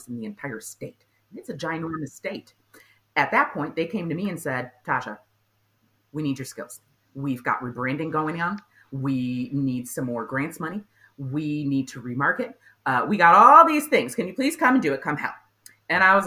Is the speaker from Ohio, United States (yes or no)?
no; outside Chicagoland, Illinois, United States; growing up outside of Chicagoland, Illinois.